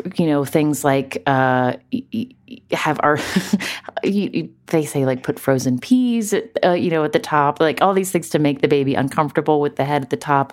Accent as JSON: {"language": "English", "region": "West Virginia", "country": "United States", "tie": "born or raised there", "moved": "as an adult", "said": "growing up in West Virginia, the daughter of a doctor"}